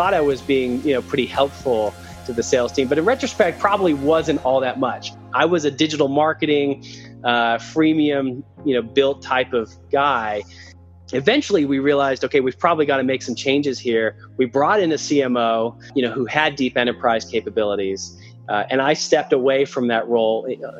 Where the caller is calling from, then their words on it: Salt Lake City, Utah, United States; About in Salt Lake City, Utah.